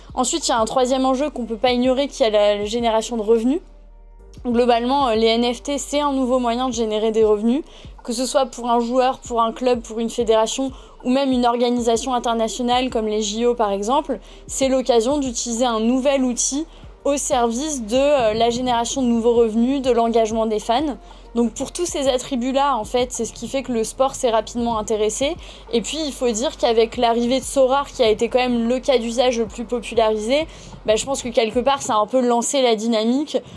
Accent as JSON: {"language": "French", "town": "Toulon", "region": "Provence-Alpes-Côte d'Azur", "country": "France", "tie": "born or raised there", "said": "j'ai eu la chance d'évoluer dans le sud euh, puisque je viens de Toulon"}